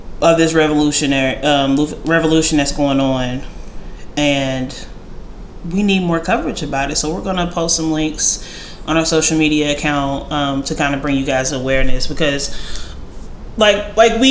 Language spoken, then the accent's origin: English; United States; Being an American